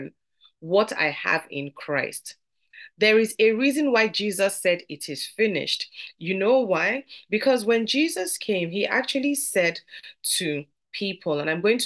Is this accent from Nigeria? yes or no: yes; Nigeria; I'm from Nigeria, and in our parlance, we'll say they would gist